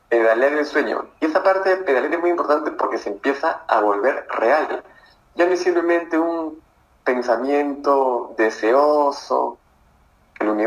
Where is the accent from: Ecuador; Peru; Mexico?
Peru; Arequipa; Hola Eric, soy de Arequipa.